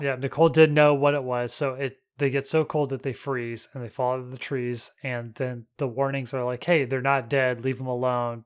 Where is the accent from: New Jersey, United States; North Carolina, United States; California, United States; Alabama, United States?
Alabama, United States; North; moved away; I'm from North Alabama